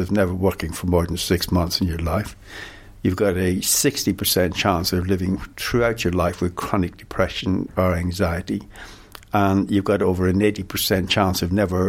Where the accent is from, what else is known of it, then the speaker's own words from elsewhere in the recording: Ireland; now in London, United Kingdom; me being an Irishman